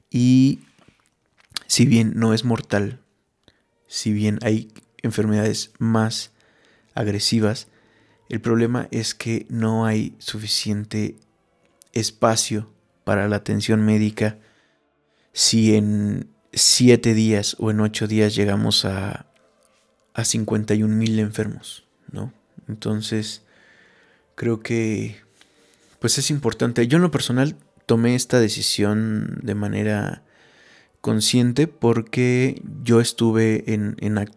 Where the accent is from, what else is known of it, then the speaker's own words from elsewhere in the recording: Mexico; Yo considero que, que es una responsabilidad como mexicanos